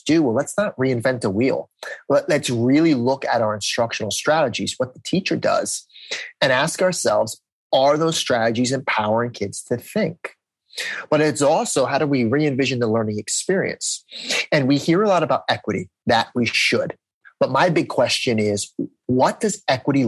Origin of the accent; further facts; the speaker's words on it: New Jersey, United States; I'm from New Jersey